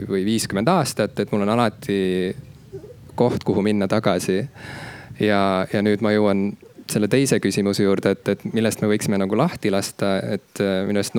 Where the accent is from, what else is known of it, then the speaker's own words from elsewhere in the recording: Estonia; ise ma samuti nagu ei eeldaks esimese asjana, et ma olen eestlane, kui ma näeksin iseennast tänaval kõndimas, samas mul nagu mingit muud identiteeti ei ole